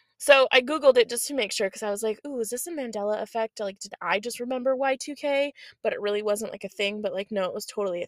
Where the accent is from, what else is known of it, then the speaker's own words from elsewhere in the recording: Oregon, United States; I grew up in Oregon